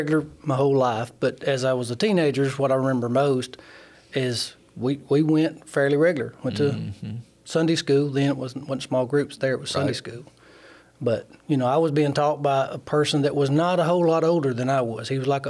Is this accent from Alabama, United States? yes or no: yes; Sheffield, Alabama, United States; I grew up in Sheffield, obviously married to Tammy. … that go to church here.